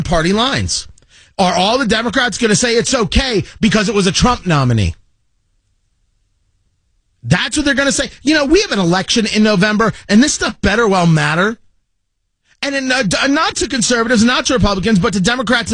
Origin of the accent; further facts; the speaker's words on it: New Jersey, United States; I grew up in New Jersey